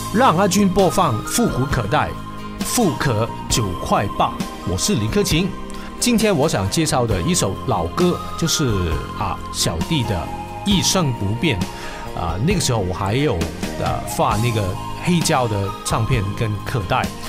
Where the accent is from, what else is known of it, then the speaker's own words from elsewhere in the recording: Hong Kong; 我是一个香港人